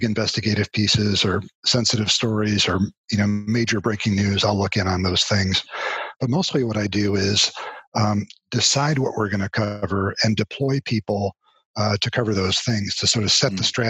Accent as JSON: {"language": "English", "region": "Connecticut", "country": "United States", "tie": "born or raised there", "also_born_or_lived": "Boston, United States / Miami, United States / St. Petersburg, Florida, United States", "moved": "as an adult", "lives_now": "Dallas, United States", "said": "I am originally from Connecticut and grew up there."}